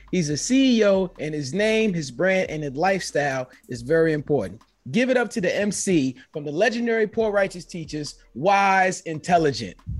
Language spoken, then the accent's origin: English; United States; being an American that I was only taught one language